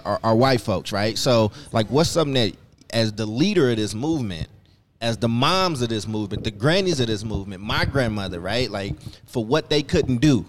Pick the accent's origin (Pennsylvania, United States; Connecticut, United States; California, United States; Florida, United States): California, United States; Oakland; also born or lived in Chicago, Illinois / Paducah, Kentucky; I was born in Chicago. I grew up in between Chicago and Kentucky. I've been in Oakland since I was 10 years old.